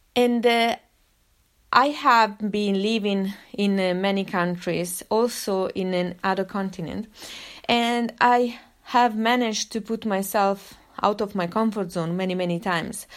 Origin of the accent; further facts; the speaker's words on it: Italy; of course, I grew up in Italy.